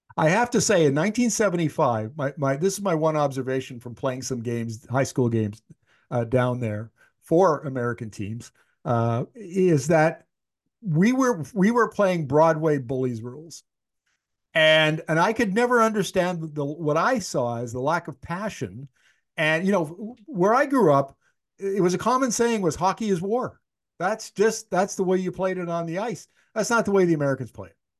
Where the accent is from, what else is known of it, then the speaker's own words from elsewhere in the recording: Canada; moved away; my hometown, which is eleven hundred kilometers north of Winnipeg, it's way up north